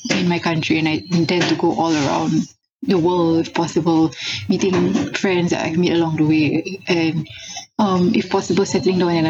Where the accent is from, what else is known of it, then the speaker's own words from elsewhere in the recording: Singapore; I'm from Singapore.